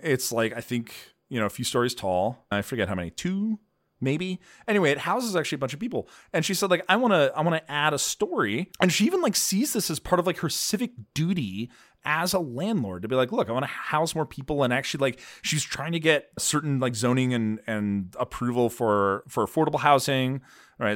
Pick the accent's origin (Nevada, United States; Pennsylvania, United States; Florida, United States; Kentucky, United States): Pennsylvania, United States; moved away; also born or lived in Boston; growing up in Pennsylvania